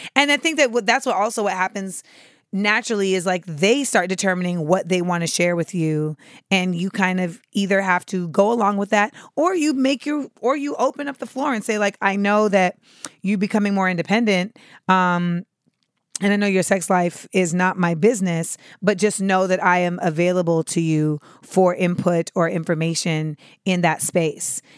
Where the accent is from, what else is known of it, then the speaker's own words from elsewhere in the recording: Orlando, Florida, United States; moved away; I will be at the Orlando Improv in my hometown of the four oh seven